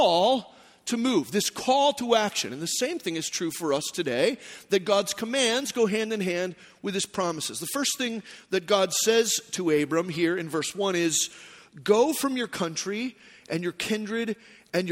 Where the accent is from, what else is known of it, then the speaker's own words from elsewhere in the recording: Phoenix, Arizona, United States; moved away; also born or lived in Texas; I grew up in Phoenix. I was born in Texas